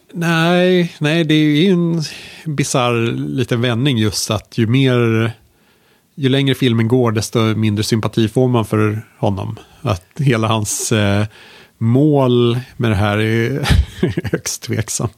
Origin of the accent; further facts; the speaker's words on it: Sweden; som liten svensk